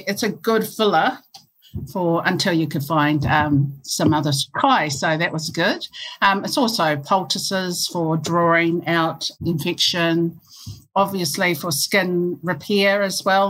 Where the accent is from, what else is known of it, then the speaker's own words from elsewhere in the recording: Hastings, Hawke's Bay, New Zealand; We grew up in Hastings and Waimarama in Ngāti Kahanunu in Hawke's Bay